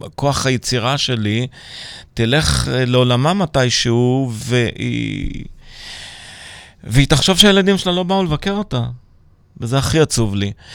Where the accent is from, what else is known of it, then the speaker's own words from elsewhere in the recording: Petah Tikva, Central District, Israel; also born or lived in Pardes Hanna-Karkur / Manchester; נולדתי הרי בפתח תקווה